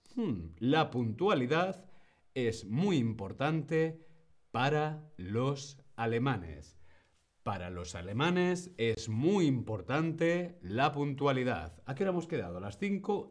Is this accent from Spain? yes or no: yes; Spain; Mi nacionalidad es español. Yo soy español.